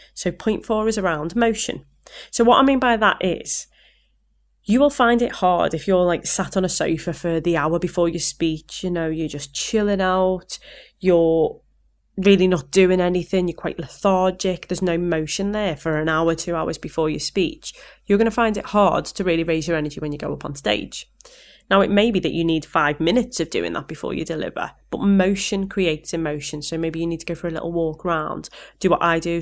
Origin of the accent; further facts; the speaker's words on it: Liverpool, North West England, United Kingdom; accent: Scouse; my Scouse accent